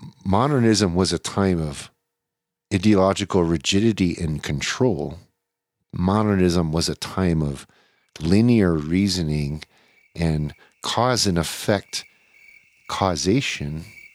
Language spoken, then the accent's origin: English; Louisiana, United States; born there; I was born in Louisiana, so I should know.